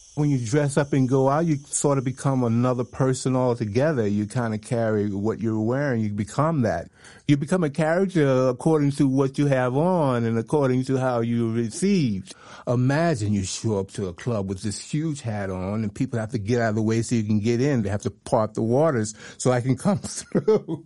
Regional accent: Alabama, United States; moved away; also born or lived in New York / Ibiza; I'm originally from Alabama, so you can imagine a boy from Alabama coming to the, Europe

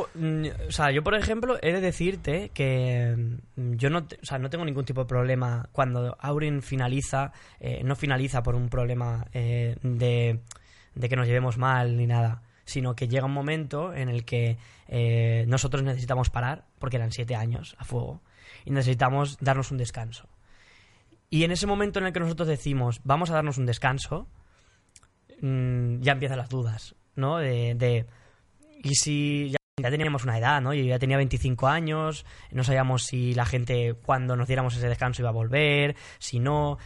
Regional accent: Spain; soy español

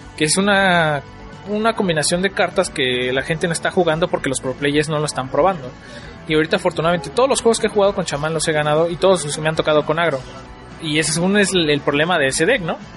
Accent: Toluca, State of Mexico, Mexico; allá donde yo vivo, yo soy de Toluca

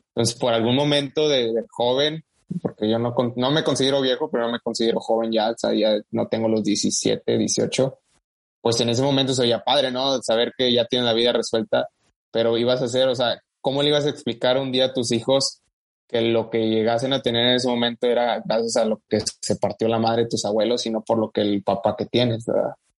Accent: Matamoros, Tamaulipas, Mexico; moved away as an adult; now in United States; aún no nacido en México, pero pues al final de cuentas soy criado en, México, ¿verdad? Específicamente en Matamoros, Tamaulipas.

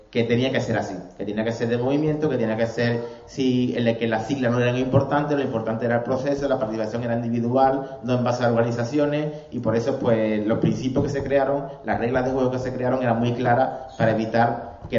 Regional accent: Málaga, Andalusia, Spain; soy de Málaga

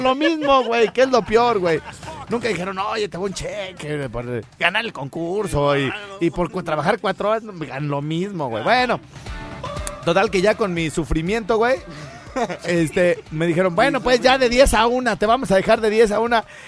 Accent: Morelia, Michoacán, Mexico; soy de Morelia

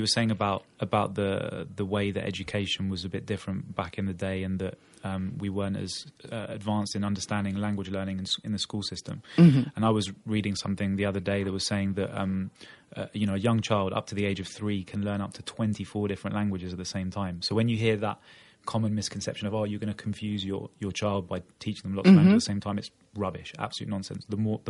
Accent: England, United Kingdom; why are you talking to me in Spanish? I'm English. I'm talking to you in Portuguese.

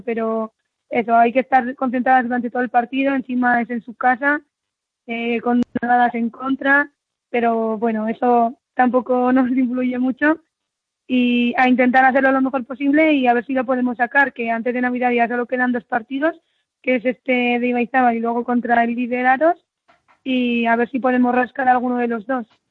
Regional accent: Arizala, Navarre, Spain; yo soy de, de Arizala, ¿no? Mi padre es de Arizala

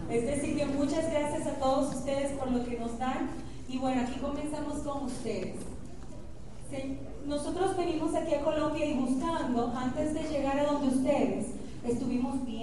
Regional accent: Dominican Republic; nosotros se lo copiamos y decimos lo mismo en República

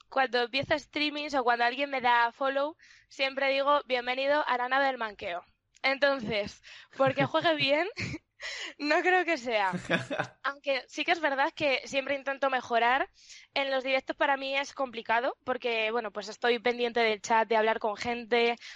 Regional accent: León, Castile and León, Spain; now in Madrid, Spain; Actualmente vivo en Madrid, pero soy de León. Tengo 25 años

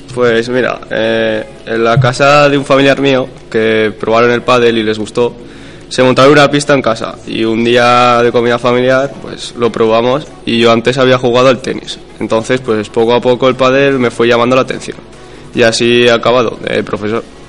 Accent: Barbastro, Aragon, Spain; moved away as an adult; now in Monzón, Spain; aquí en Monzón llevo 13 años con mi familia, aunque soy de Barbastro

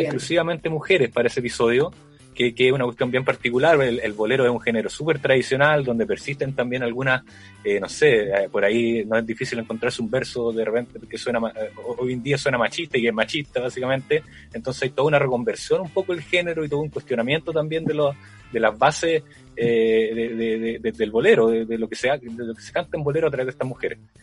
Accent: Valparaíso, Chile; yo también soy de Valparaíso

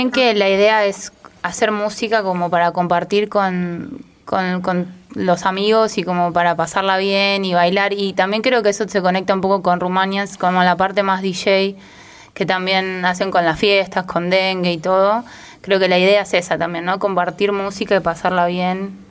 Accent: Morón, Buenos Aires Province, Argentina; De Morón más para el lado de Aedo que para el lado de Castelar.

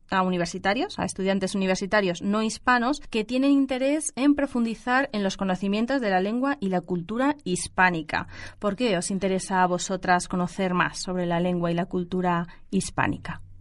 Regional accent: Beijing, China; Spanish is a second language; Soy de Pekín.

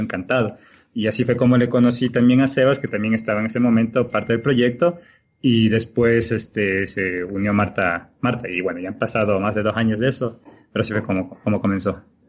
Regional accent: Galápagos, Ecuador; now in Quito, Ecuador; yo soy de Galápagos, Ecuador

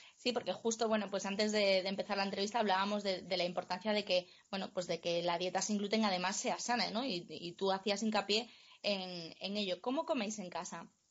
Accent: Cangas del Narcea, Asturias, Spain; en Cangas del Narcea, en mi pueblo

